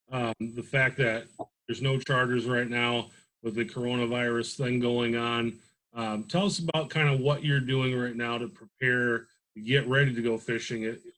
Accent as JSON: {"language": "English", "country": "United States", "tie": "born or raised there", "said": "I grew up sort of in your area"}